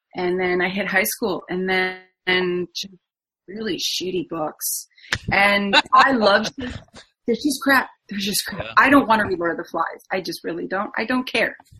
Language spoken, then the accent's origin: English; Ontario, Canada; I'm from Ontario, Canada, and I live on Lake Huron on the Canadian side in a little itty bitty small town